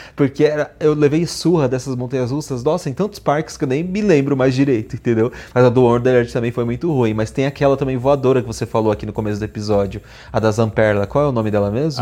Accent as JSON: {"language": "Portuguese", "country": "Brazil", "said": "eu sou brasileiro"}